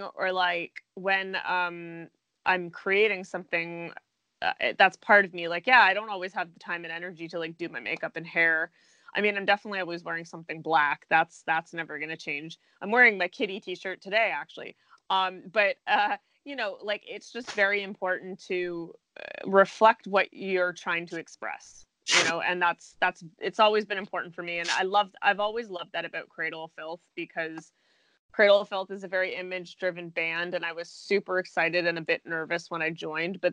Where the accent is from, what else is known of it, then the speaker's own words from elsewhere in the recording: Canada; Being Canadian